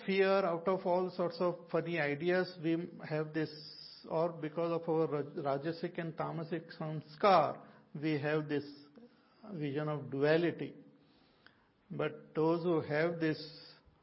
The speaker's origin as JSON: {"language": "English", "country": "India", "said": "all of us are Indian."}